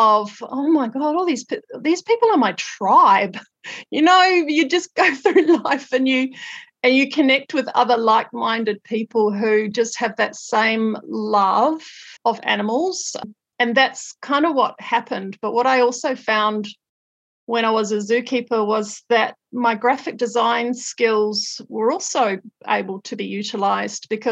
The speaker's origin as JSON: {"language": "English", "country": "Australia", "tie": "born or raised there", "also_born_or_lived": "North Island, New Zealand", "moved": "as an adult", "lives_now": "New Zealand", "said": "I was born in the North Island of New Zealand, and then my family moved to Australia when I was 10, and then I lived in Australia for 20 years."}